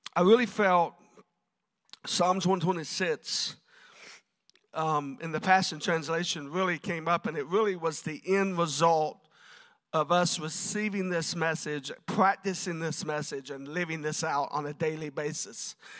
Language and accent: English; South Florida, United States; I grew up in South Florida